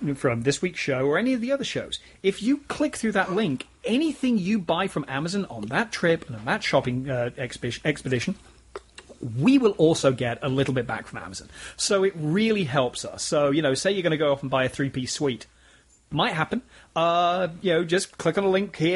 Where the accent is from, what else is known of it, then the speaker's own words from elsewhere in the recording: United Kingdom; I'm British